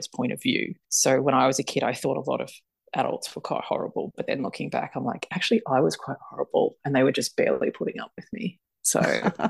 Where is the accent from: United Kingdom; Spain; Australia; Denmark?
Australia; I'm Australian